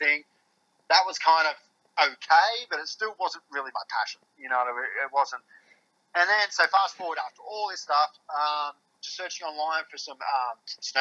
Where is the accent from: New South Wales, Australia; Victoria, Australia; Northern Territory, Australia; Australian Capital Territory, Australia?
New South Wales, Australia; Newcastle; also born or lived in Queensland; I'm from Newcastle, Australia. I grew up in Newcastle.